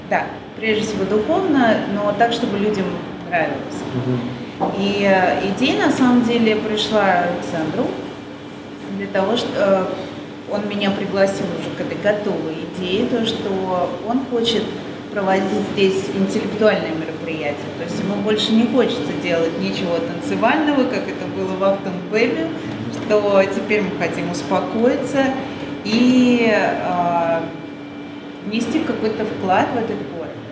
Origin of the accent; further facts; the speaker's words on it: Moscow, Russia; moved away as an adult; now in Saint Petersburg, Russia; И начала я свою деятельность в Москве, потому что я москвичка, а продолжила в Питере.